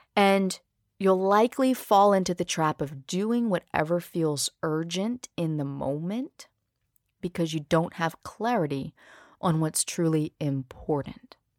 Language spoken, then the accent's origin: English; Louisiana, United States; also born or lived in New Orleans; I grew up in a small town about an hour north of the city